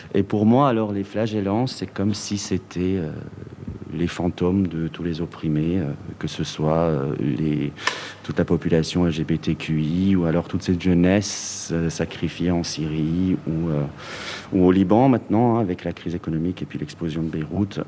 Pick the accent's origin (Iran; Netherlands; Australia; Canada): Iran; now in Belgium; mon pays d'origine, qui est l'Iran